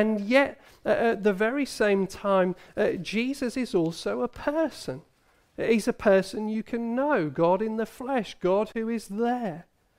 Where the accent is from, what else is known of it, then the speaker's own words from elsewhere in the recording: Hull, Yorkshire and the Humber, United Kingdom; My brother had the privilege of meeting the Queen. He was a young lad. We grew up in Hull.